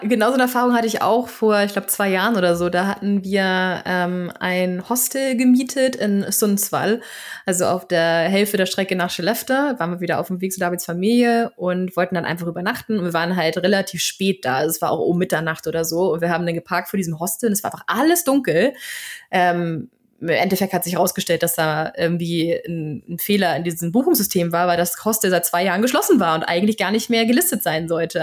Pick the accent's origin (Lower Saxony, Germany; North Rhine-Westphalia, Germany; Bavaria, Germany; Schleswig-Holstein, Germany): Schleswig-Holstein, Germany; Flensburg; first language German; moved away as an adult; also born or lived in Berlin; now in Sweden; ich komme ja aus Flensburg und habe auch Wiebke in Berlin gewohnt